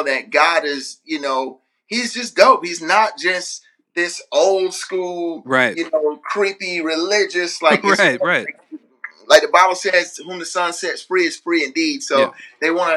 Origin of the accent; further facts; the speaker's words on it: Orlando, Florida, United States; now in Nashville, United States; I grew up in church in Orlando, Florida